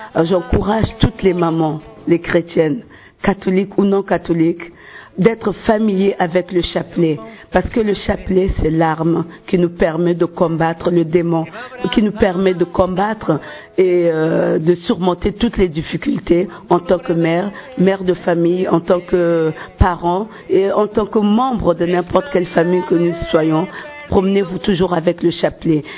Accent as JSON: {"language": "French", "country": "Côte d’Ivoire", "moved": "yes", "lives_now": "London, United Kingdom", "said": "je suis de la Côte d'Ivoire"}